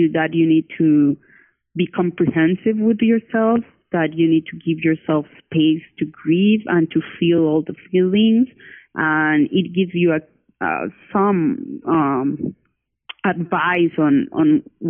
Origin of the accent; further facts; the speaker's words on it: Cali, Valle del Cauca, Colombia; now in Bogota, Colombia; I live in Bogota, Colombia, but my family and I was born in Cali, Colombia.